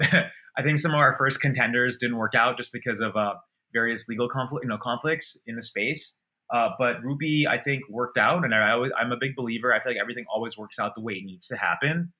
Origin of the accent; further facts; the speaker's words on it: Portland, Maine, United States; moved away as an adult; also born or lived in London / Boston / United Kingdom; I was born in London, then we moved to Maine, and grew up here.